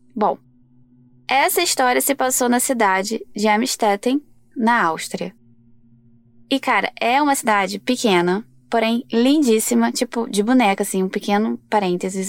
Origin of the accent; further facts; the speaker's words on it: Rio de Janeiro, Brazil; sou aqui do Rio de Janeiro